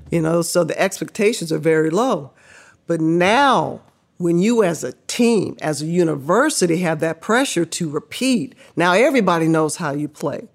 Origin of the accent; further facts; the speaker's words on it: Riverside, California, United States; Born and raised in Riverside, which was the glorified Mayberry